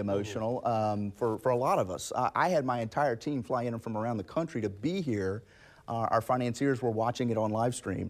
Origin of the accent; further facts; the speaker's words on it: Jacksonville, Florida, United States; I'm from Jacksonville. I grew up here. I live here